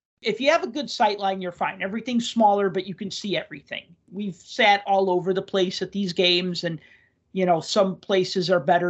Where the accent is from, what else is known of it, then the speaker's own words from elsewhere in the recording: Michigan, United States; Growing up in Michigan and being an Islanders fan, getting anything Islanders related was a task for my parents or grandparents